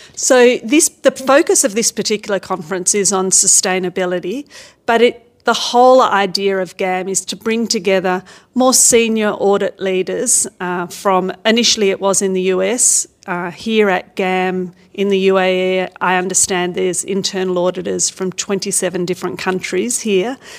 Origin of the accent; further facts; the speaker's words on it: Australia; I come from Australia